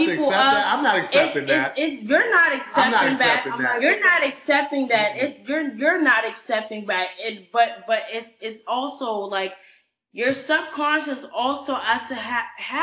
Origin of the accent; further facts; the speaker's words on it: Ghana; now in United States; I'm from Africa. The fact that in the 80s. I'm from Ghana.